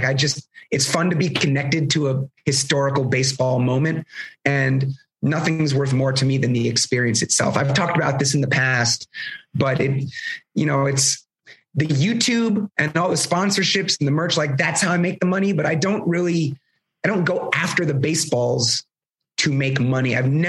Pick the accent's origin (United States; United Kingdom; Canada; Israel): Canada; growing up in the Canadian tundra, whatever.